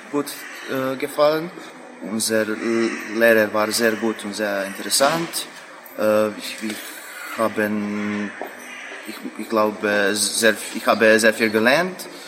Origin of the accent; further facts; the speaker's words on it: Croatia; German is a second language; äh, ich komme aus Kroatien, ich bin 23 äh, Jahre alt und ich studiere Archäologie.